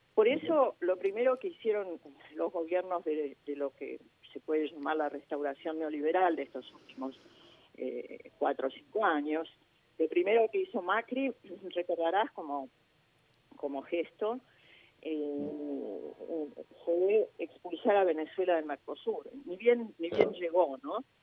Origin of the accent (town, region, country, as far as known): Argentina